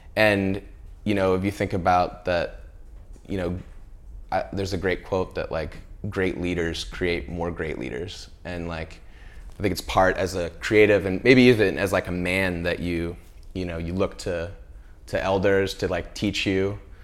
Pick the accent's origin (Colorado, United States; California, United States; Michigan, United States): California, United States; Central; I grew up in California, and, you know, when you're a kid growing up in, like, Central California